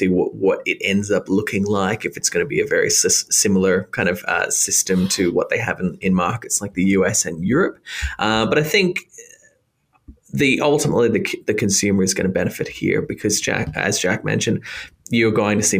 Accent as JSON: {"language": "English", "region": "Queensland", "country": "Australia", "tie": "born or raised there"}